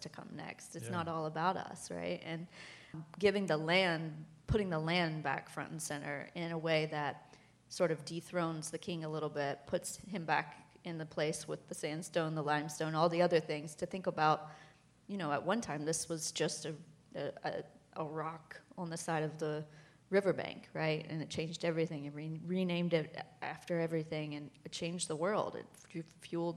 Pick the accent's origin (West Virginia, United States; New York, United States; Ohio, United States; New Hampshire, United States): West Virginia, United States; I'm from West Virginia